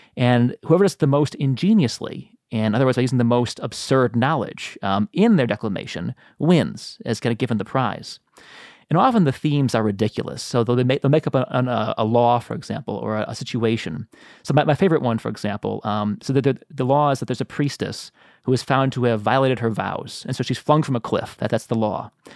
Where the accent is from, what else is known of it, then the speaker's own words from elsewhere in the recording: Chicago, Illinois, United States; I'm from Chicago